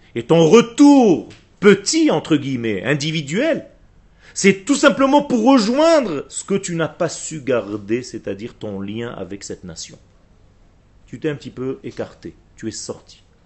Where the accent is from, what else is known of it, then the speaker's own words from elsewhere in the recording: Israel; French is a second language; le français n'est pas ma langue natale. Je suis israélien de source